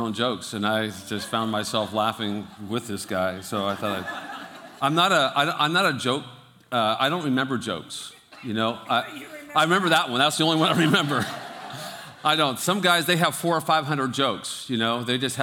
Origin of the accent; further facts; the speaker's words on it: Fremont, California, United States; I was born and raised in Fremont